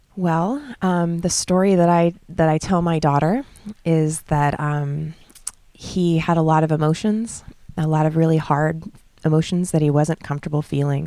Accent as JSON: {"language": "English", "region": "California", "country": "United States", "tie": "born or raised there", "moved": "as an adult", "lives_now": "Bali, Indonesia", "said": "I'm born and raised in California"}